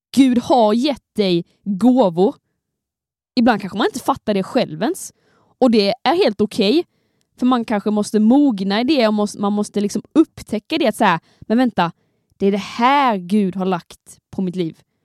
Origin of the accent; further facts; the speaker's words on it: Skåne, Sweden; jag kommer från Skåne